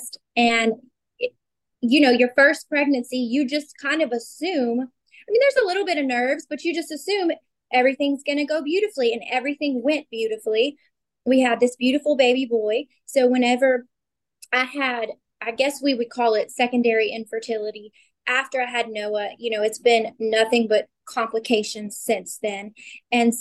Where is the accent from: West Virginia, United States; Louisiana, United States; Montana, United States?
Louisiana, United States; I am 33 from Louisiana